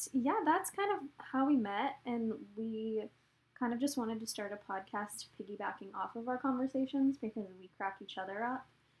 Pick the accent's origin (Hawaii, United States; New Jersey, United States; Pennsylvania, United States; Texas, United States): Texas, United States; Dallas; moved away as an adult; also born or lived in Charleston, South Carolina; I am from Texas. I'm from the Dallas area, born and raised.